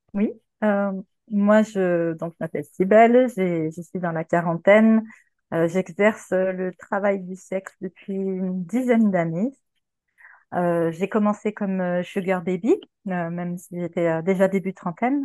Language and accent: French; Quebec, Canada; moved away as an adult; now in France; au Québec, là où j'ai grandi, parce que voilà, je suis canadienne et j'ai immigré en 2016